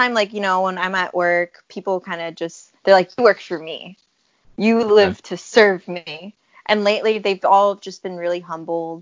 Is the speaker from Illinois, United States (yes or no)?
yes; Chicago, Illinois, United States; I was actually born and raised here in Chicago. I was born in the Humboldt Park area. And then I grew up mostly in Logan Square